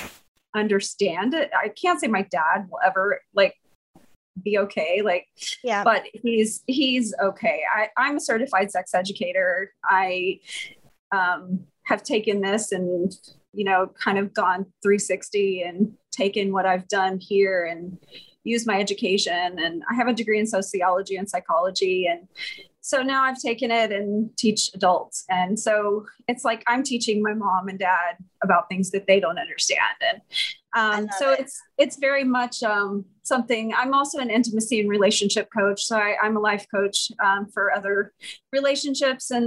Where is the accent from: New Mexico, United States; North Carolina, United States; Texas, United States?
Texas, United States; Houston; also born or lived in Austin, Texas; I was born in Austin, but yeah, okay. I'm a Texas girl. I grew up in Houston.